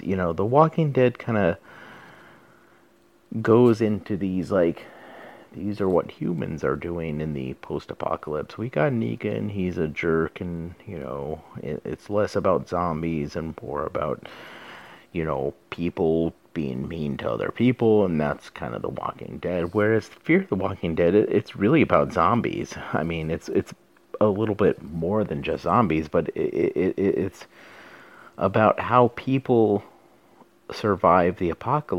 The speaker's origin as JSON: {"language": "English", "region": "Southwest", "country": "United States", "said": "I'm from the Southwest"}